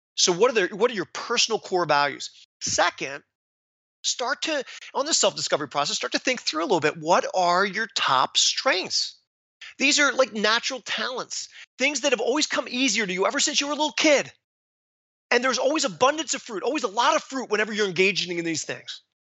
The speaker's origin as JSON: {"language": "English", "town": "Philadelphia", "region": "Pennsylvania", "country": "United States", "said": "I am from Philadelphia"}